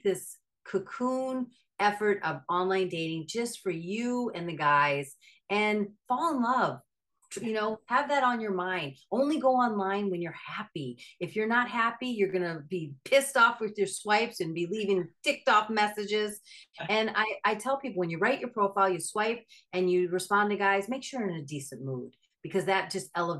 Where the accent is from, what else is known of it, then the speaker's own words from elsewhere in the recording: Minnesota, United States; I'm from Minnesota.